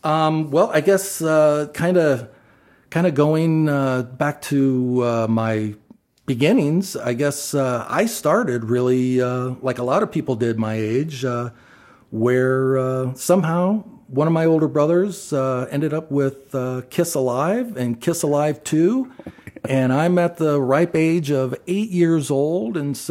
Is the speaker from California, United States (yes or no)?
no; Athens, Ohio, United States; No, I grew up in Athens, Ohio, where Ohio University is, and that's where I was